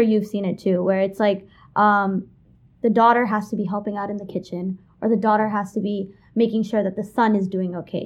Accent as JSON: {"language": "English", "town": "New York City", "region": "New York", "country": "United States", "tie": "born or raised there", "said": "I was born and raised in Kensington, Brooklyn, like you said. Been there my whole life in the same house for twenty-one years."}